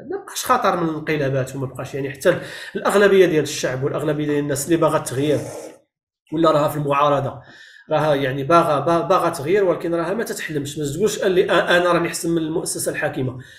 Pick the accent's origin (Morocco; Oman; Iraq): Morocco; now in Canada; انا خرجت من المغرب في 2005 2006 ضربت واحد الوقت في ميريكان طلعت لكندا